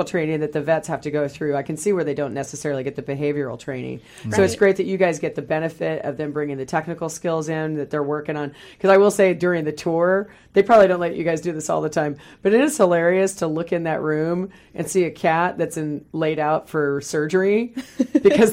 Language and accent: English; Kansas, United States; now in Puget Sound region, United States; I grew up in the Midwest in Kansas, and my mom knew I wanted to be a vet, so she had me go to our local vet in the small rural town I grew up